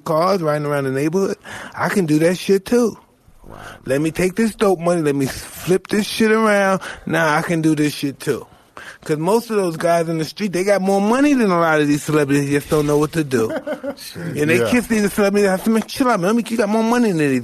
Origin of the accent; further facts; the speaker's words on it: New York City, New York, United States; I'm from Brownville.